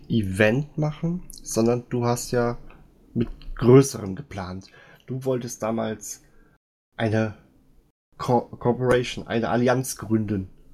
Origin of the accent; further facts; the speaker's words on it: Siegen, North Rhine-Westphalia, Germany; moved away; ich wohne jetzt nicht mehr aus Siegen, ich komme aber aus Siegen